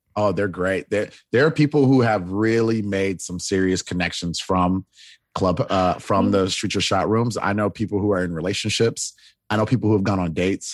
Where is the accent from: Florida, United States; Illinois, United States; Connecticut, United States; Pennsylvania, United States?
Florida, United States; now in Los Angeles, United States; I am originally from Florida